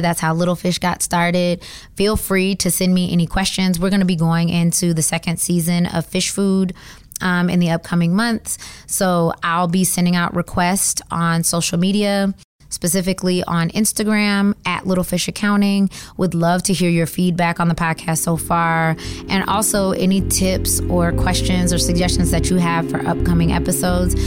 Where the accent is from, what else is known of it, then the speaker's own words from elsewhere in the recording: Georgia, United States; moved away as an adult; also born or lived in Atlanta, Georgia; now in Washington, DC, United States; I am from Georgia. I have been in DC for nine years now